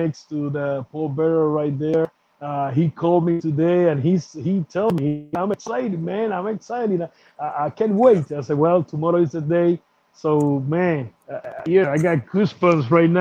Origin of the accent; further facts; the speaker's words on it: Vega Alta, Puerto Rico; My hometown, Vega Alta